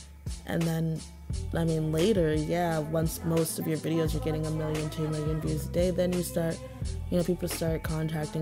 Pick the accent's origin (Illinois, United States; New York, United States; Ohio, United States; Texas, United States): Ohio, United States; I'm from Ohio